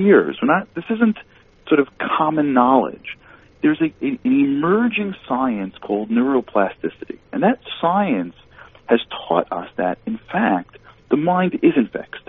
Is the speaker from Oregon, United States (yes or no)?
no; New York, United States; I grew up in New York